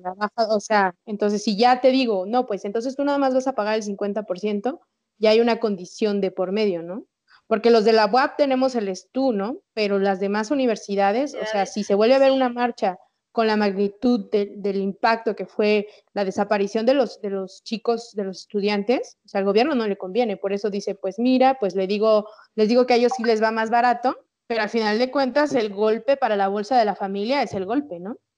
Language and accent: Spanish; Mexico; como buenos mexicanos